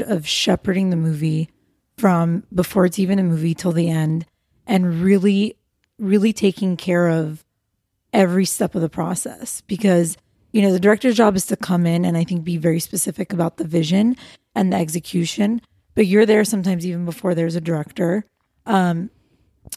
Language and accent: English; Los Angeles, California, United States; I was born and raised in LA. I'm Armenian American.